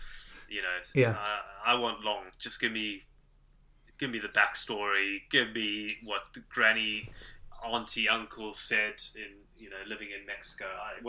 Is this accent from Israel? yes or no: no; South Africa; accent: Zimbabwean; also born or lived in Zimbabwe; So I was born in Zimbabwe, but we moved to South Africa when I was quite young.